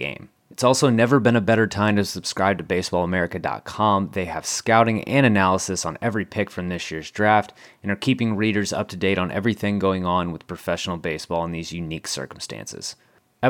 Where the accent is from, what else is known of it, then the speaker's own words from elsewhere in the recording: outside of San Antonio, Texas, United States; where we grew up outside of San Antonio, Texas